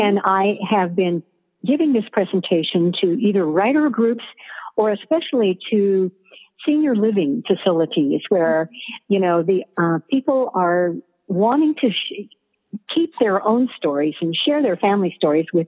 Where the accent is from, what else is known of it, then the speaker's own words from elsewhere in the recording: Klamath Falls, Oregon, United States; growing up in Klamath Falls, Oregon